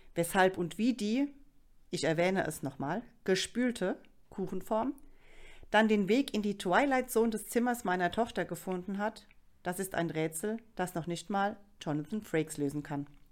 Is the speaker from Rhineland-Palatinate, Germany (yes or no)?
yes; Rhineland-Palatinate, Germany